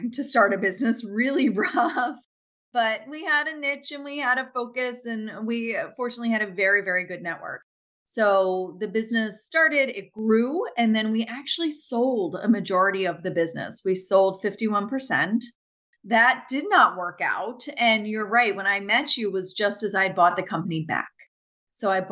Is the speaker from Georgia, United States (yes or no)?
no; New Jersey, United States; also born or lived in Washington; now in Philadelphia, United States; I came back to the Philly area. Yeah. Mm-hmm. Where I grew up in South Jersey